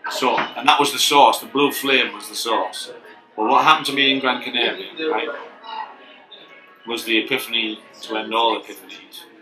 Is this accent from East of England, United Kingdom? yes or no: no; Middlesbrough, North East England, United Kingdom